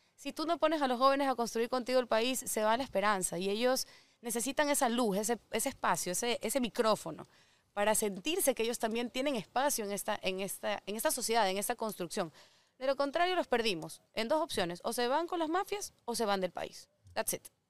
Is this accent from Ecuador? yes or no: yes; Ecuador; siendo ecuatoriana